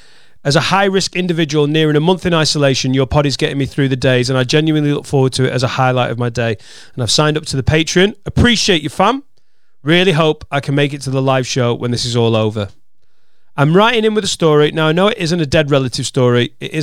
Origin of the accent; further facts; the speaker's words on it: Wales, United Kingdom; Now, we're from Wales, and my mate has a very non-Welsh name.